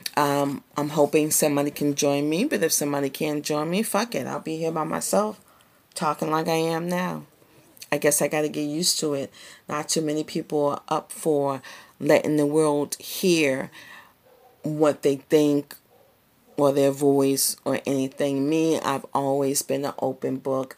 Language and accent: English; Boston, Massachusetts, United States; I grew up in the hood, I grew up in the Barry, Roxbury, Massachusetts, in the sixties and the seventies